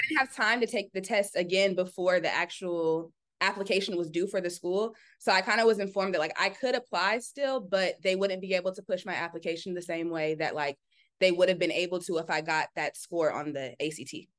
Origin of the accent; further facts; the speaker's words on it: Orange County, California, United States; moved away as an adult; also born or lived in Long Beach; now in Atlanta, United States; I'm from the suburbs. Like I'm from Orange County